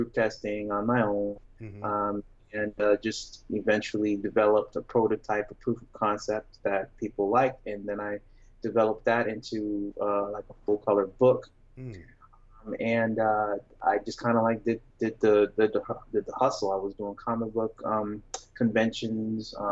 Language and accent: English; Syracuse, New York, United States; I grew up in Syracuse, New York